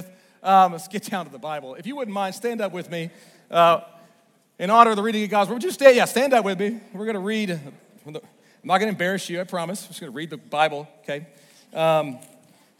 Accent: Northwest Arkansas, United States; also born or lived in Little Rock, Arkansas; I'm originally from Little Rock, born in Little Rock, and then I ended up being raised up here in Northwest Arkansas

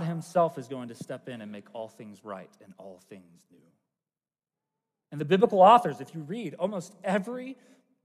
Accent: United States; as a American

